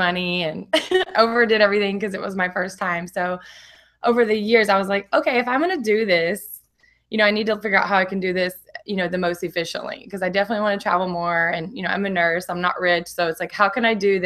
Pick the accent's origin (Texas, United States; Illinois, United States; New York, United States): Texas, United States; Orange; moved away as an adult; now in San Diego, United States; I am originally from Texas, a little small town in Orange, Texas. Never really traveled and anything, grew up really simply